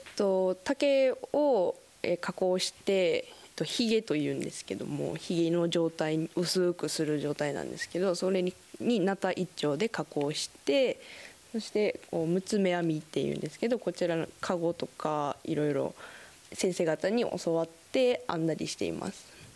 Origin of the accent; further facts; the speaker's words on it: Daito, Osaka, Japan; moved away as an adult; now in Kitakata, Japan; 大阪府大東市から来ました